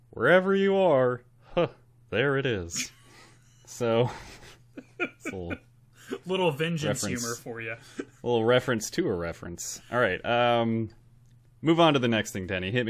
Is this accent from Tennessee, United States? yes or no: no; Queens, New York, United States; No, I'm from Queens. I do things differently. I'm from this area of New York.